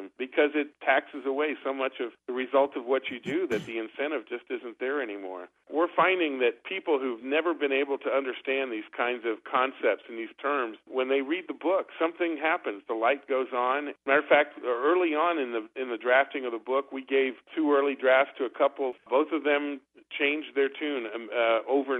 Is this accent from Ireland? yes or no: no; France; moved away; I grew up in France